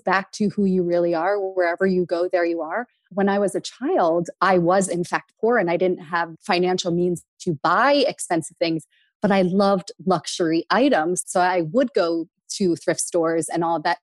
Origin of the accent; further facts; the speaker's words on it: small rural town outside of Philadelphia, Pennsylvania, United States; we grew up below the poverty line. We grew up in Section 8 housing